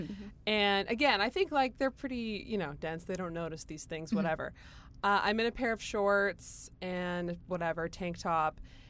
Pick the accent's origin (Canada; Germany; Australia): Canada; Ottawa, Ontario; I'm from Ottawa